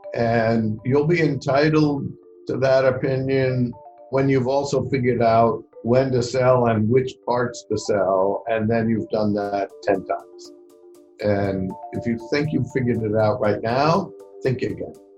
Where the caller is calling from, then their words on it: London, United Kingdom; I'm calling from London in the United Kingdom